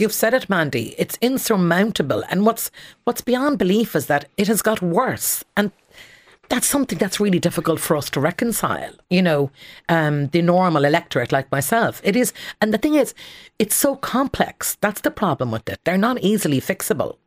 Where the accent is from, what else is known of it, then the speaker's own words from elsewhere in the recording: Connemara Gaeltacht, Galway, Connacht, Ireland; I grew up in the Connemara Gaeltacht